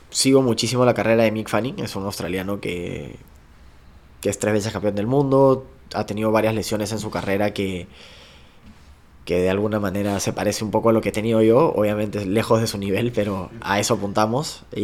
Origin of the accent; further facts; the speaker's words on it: Punta Hermosa, Lima, Peru; Nací en Punta Hermosa